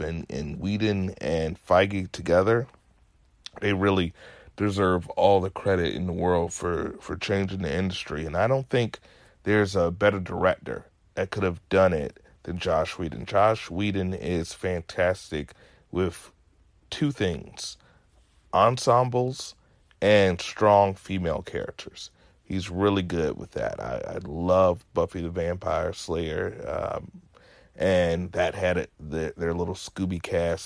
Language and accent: English; Virginia, United States; I'm as southern as can be, born and raised in Virginia